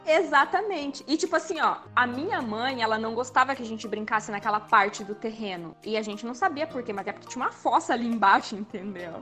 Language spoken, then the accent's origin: Portuguese; Manaus, Amazonas, Brazil; moved away; also born or lived in Santa Catarina; eu nasci em Santa Catarina, mas eu fui criada em Manaus.